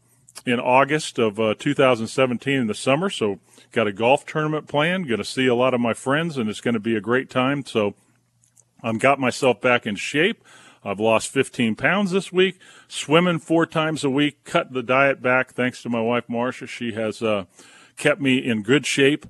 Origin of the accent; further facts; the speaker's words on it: Southern California, United States; moved away as an adult; also born or lived in Wilmington, North Carolina / New Mexico; I grew up in Southern California until I went off to college.